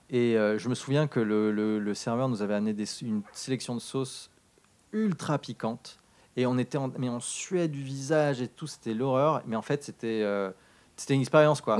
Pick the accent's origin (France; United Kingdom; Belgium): United Kingdom; Darlington, North East England; moved away; quand j'étais enfant, j'ai grandi en Angleterre. Euh, c'était euh, dans le nord, euh, pas loin d'une. Donc, la, la ville, c'était Darlington